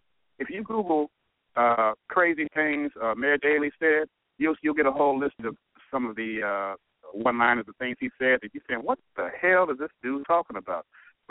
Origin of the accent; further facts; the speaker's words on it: Chicago, Illinois, United States; Chicago. I tell you, my hometown.